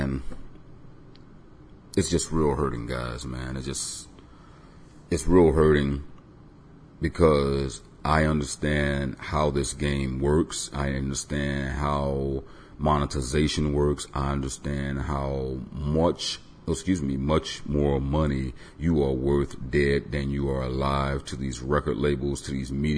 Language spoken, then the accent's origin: English; Tampa, Florida, United States; I was born in Tampa